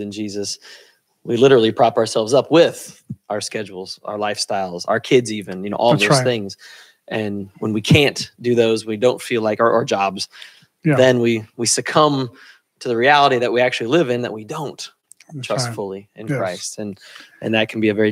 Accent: United States; as American males

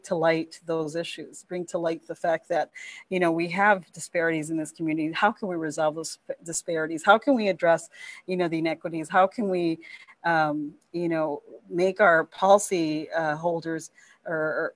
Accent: Milwaukee, Wisconsin, United States; moved away as an adult; now in Madison, United States; I come from Milwaukee. So Milwaukee, I've been privy to a lot of disparities

